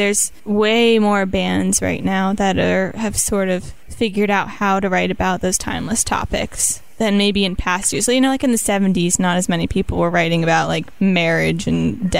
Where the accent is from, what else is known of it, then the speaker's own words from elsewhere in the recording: Ohio, United States; But Ohioans...